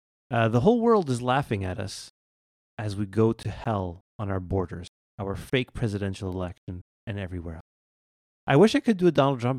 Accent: Canada; I'm Canadian.

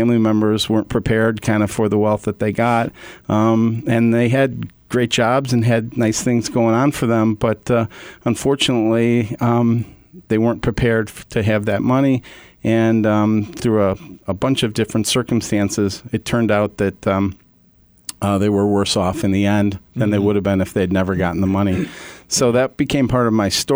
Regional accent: Hinsdale, Illinois, United States; I was born and raised in Hinsdale, Illinois

